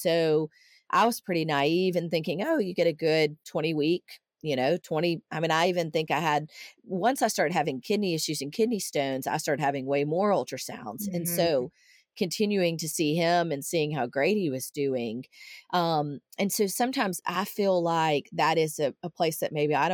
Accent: outside of Nashville, Tennessee, United States; moved away as an adult; I grew up outside of Nashville, but it's been, you know, coming up on 24 years since I lived there

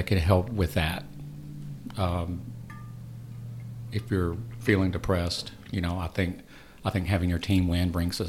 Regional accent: Georgia, United States; I'm from Georgia.

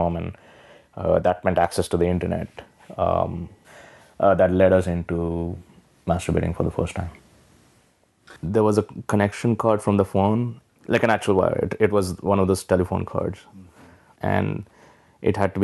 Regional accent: Hyderabad, Telangana, India; moved away as an adult; also born or lived in New Delhi; now in New York City, United States; I grew up in Hyderabad, which is in South India, and then my formative years, like college, was in New Delhi.

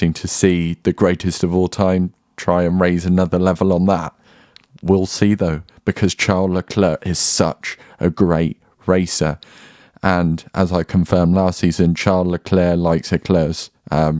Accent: United Kingdom; I'm British and I have some patriotism

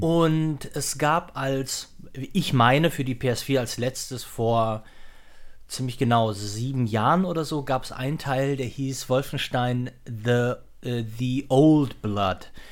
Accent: North Rhine-Westphalia, Germany; ich komme ja jetzt auch aus der Ecke

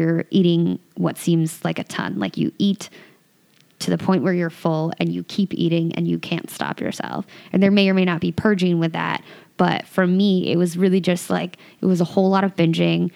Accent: Santa Cruz, California, United States; I grew up in Santa Cruz, California, which is like a little beach and surfer town

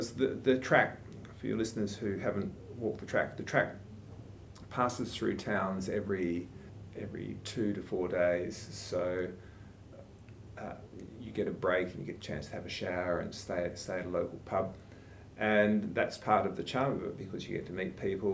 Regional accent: Denmark, Western Australia, Australia; also born or lived in Albany, Western Australia; I grew up in Denmark and went to school in Denmark and Albany

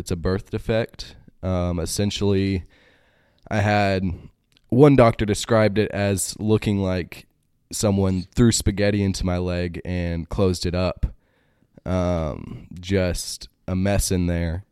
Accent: Greenville, Texas, United States; moved away; also born or lived in Michigan; In Greenville, Texas

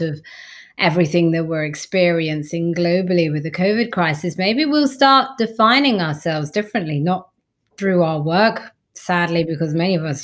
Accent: London, United Kingdom; I grew up in East London

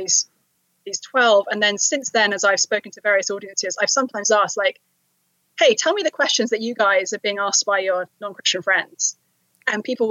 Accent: London, United Kingdom; now in Cambridge, Massachusetts, United States; I was raised in London.

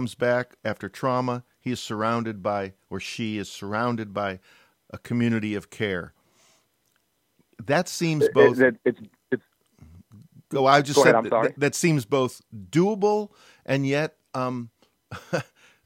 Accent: Chicago, Illinois, United States; moved away; I'm a Chicagoan

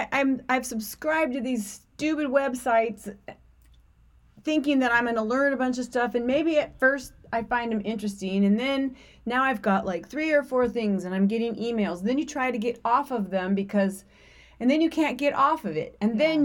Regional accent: the South, United States; accent: Southern; I always feel bad when I start talking in my Southern accent.

